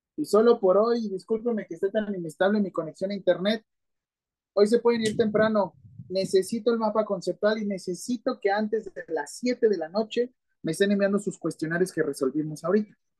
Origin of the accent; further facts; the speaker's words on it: Mexico; ya somos demasiados mexicanos